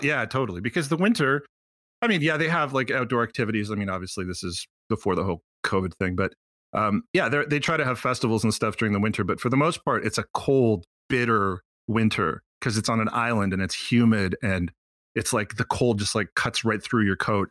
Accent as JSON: {"language": "English", "region": "Quebec", "country": "Canada", "also_born_or_lived": "Montreal"}